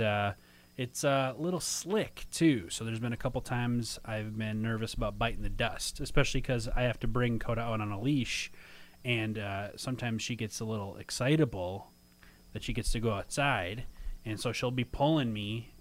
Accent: Minnesota, United States; now in Chicago, United States; I'm from Minnesota

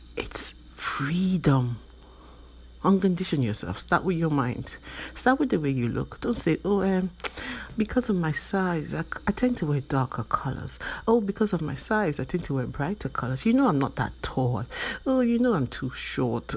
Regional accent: Nigeria; I am from Nigeria, which is in West Africa, and in my country, growing up, you tend to be conditioned

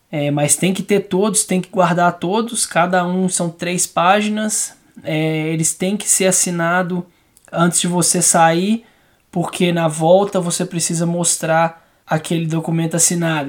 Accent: Belo Horizonte, Minas Gerais, Brazil; Eu sou de Belo Horizonte

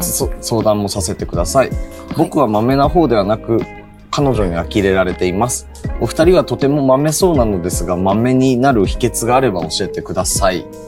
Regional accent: Miyagi, Japan; moved away as an adult; also born or lived in Osaka / Kanagawa; now in Tokyo, Japan; 地元の宮城と大阪と東

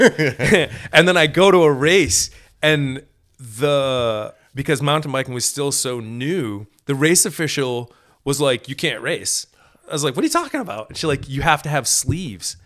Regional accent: Maine, United States; We're from Maine.

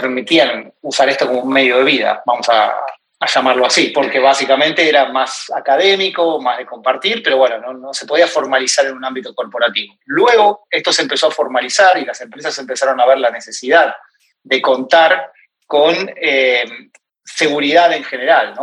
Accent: Argentina; moved away as an adult; also born or lived in Ireland / United States; now in New York, United States; hace ya cinco años que, que me fui de Argentina aproximadamente, para aceptar una oferta de trabajo

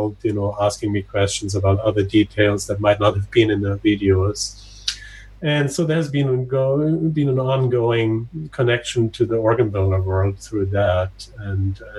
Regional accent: western Austria, on Lake Constance, Vorarlberg, Austria; moved away; I grew up in Austria, in the western part of Austria, right next to Switzerland and Germany, on Lake Constanz.

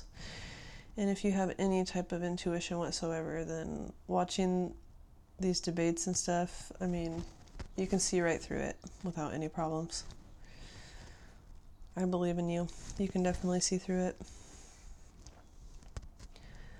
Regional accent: United States; as an American

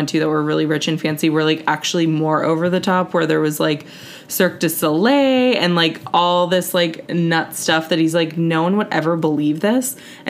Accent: Singapore; this, you know, book is loosely based on, like, my childhood and my experience growing up in Singapore

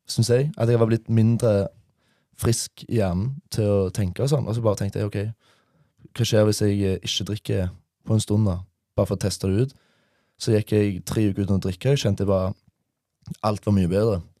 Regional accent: Denmark; Jeg kom hjem til familien min i Danmark. Jeg er fra Danmark.

